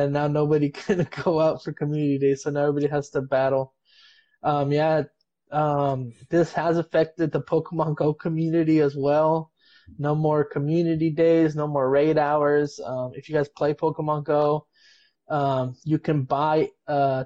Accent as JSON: {"language": "English", "town": "Bloomington", "region": "California", "country": "United States", "said": "my family, like we're from Bloomington. Like we said, we're from San Bernardino County."}